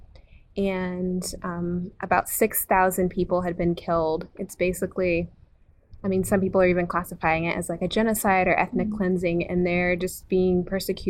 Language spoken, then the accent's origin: English; Ohio, United States; I am from Ohio